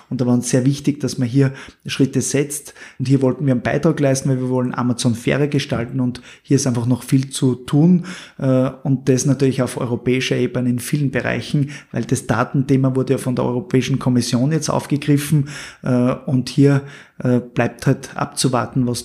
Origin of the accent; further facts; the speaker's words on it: Styria, Austria; Als Steirer können wir